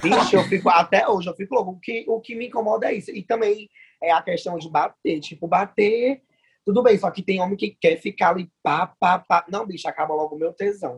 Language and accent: Portuguese; Fortaleza, Ceará, Brazil; sou daqui de Fortaleza